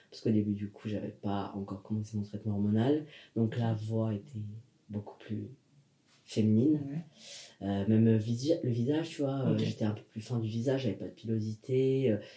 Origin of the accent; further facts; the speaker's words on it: Nancy, Grand Est, France; Parce que d'où je venais, bon, c'était quelque chose de... Tu viens d'où du coup Nancy.